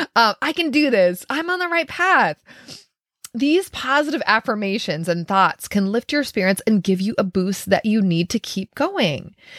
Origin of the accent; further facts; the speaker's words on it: Minnesota, United States; I'm from Minnesota